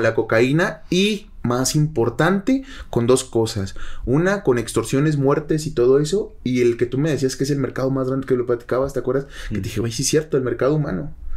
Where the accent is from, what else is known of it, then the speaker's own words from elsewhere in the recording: Mecatán, Nayarit, Mexico; mi pueblo, en Mecatán